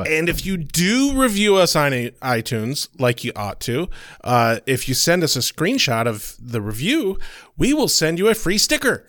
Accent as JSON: {"language": "English", "town": "Battle Creek", "region": "Michigan", "country": "United States", "tie": "born or raised there", "said": "I was born in Cereal City"}